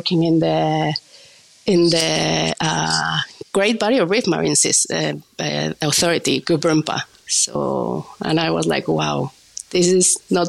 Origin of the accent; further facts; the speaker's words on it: Mexico City, Mexico; Well, I'm from Mexico City. So Mexico City is full of like amazing tacos everywhere